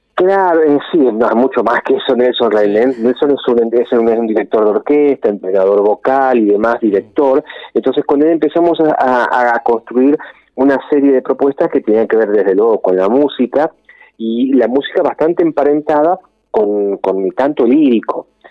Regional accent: Rosario, Santa Fe, Argentina; also born or lived in Villa Carlos Paz, Córdoba; yo soy cordobés, lo que pasa es que vine a vivir en Rosario siendo muy chiquito, eh, no, no había cumplido ni 10 años y vine a vivir a Rosario

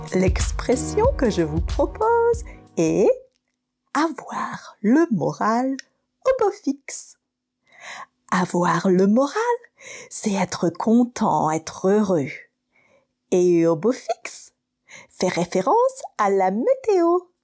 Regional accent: Manila, Metro Manila, Philippines; French is a second language; je viens des Manille aux Philippines

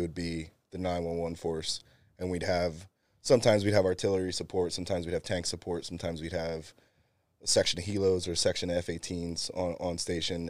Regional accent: Bristol, Pennsylvania, United States; moved away as an adult; also born or lived in California; I grew up in Bristol, and then, uh, two thousand four came, graduated

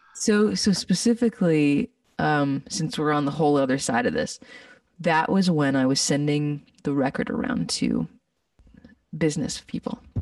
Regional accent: Winnipeg, Manitoba, Canada; moved away as an adult; now in Texas, United States; Growing up in Winnipeg, there was a lot of people that were doing it and I was exposed to them

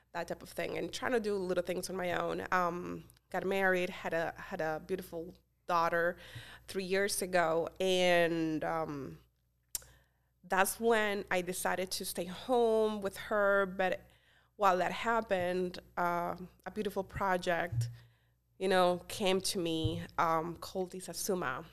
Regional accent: Colombia; English is a second language; moved away as an adult; also born or lived in Florida, United States / Pennsylvania, United States; now in Easton, United States; I'm originally from Colombia, I moved to the United States when I was 18 years old

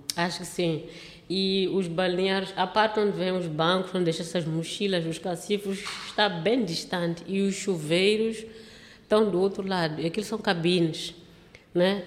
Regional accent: Matola, Maputo, Mozambique; meu mundinho lá da cidade da Matola

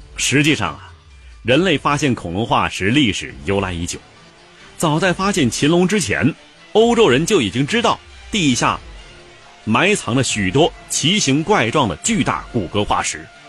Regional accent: China; 我们中国人呢，则既有想象力又有概括力

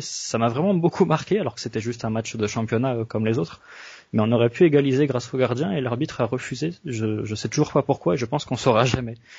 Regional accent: French Basque Country, Nouvelle-Aquitaine, France; en tant que basque

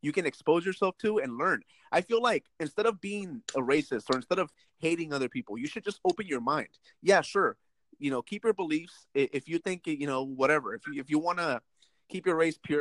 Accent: United States; also born or lived in Mexico (parents' country); yo crecí en esta cultura where it's okay to speak English

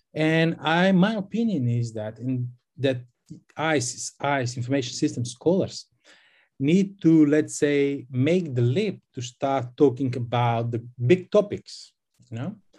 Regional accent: North Macedonia; I'm from Macedonia

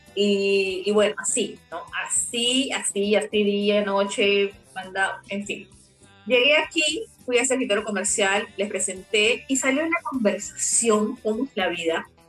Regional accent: Peru; moved away as an adult; also born or lived in Brazil

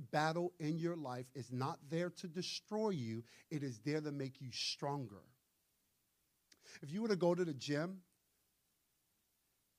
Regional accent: New York City, New York, United States; I'm from Brooklyn.

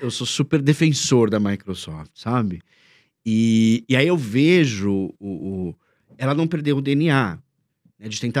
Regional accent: Minas Gerais, Brazil; É, eu sou mineira, é um queijo, eu tô aqui.

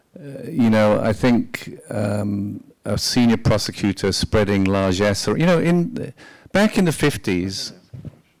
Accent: United Kingdom; as a British person

